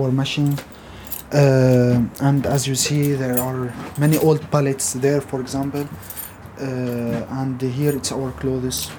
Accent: Syria; now in Luxembourg; I'm from Syria and uh, I am here since uh, four months.

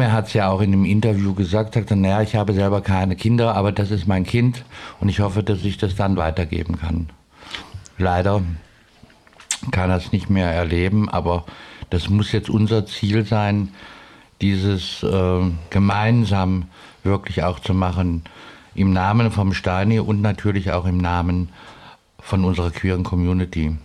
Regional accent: Cologne, North Rhine-Westphalia, Germany; now in Stuttgart, Germany; ich komme ja aus Köln, das ist ja noch nochmal ein ganz anderer Menschenschlag

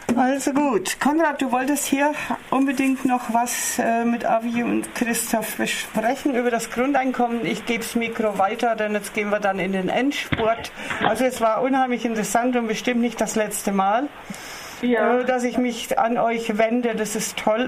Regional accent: Germany; bei uns in Deutschland

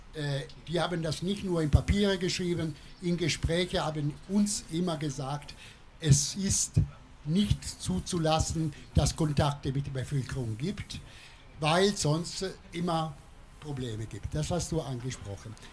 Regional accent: Italy; German is a second language; now in Freiburg, Germany; ich selber als Italiener

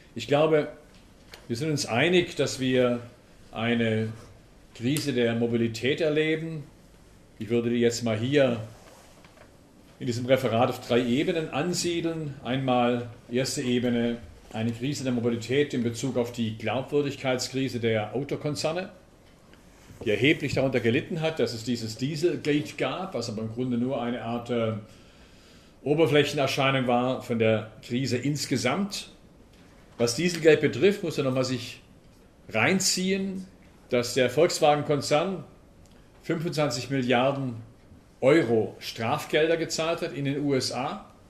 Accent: Lake Constance, Swabia, Baden-Württemberg, Germany; accent: Swabian; moved away as an adult; now in Potsdam, Germany; Ich bin Schwabe, ich nehme an, man hört es nicht, oder ich hoffe, man hört es nicht. Ich bin im Bodensee aufgewachsen, lebe seit äh, 20 Jahren bei Berlin, bei Potsdam genauer gesagt

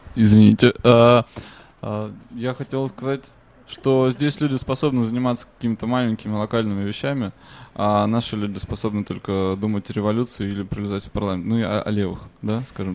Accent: Russia; Мы ну, из России

